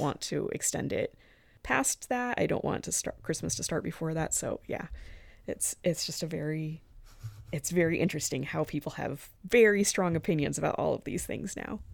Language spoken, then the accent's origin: English; Arizona, United States; moved away; I'm from Arizona.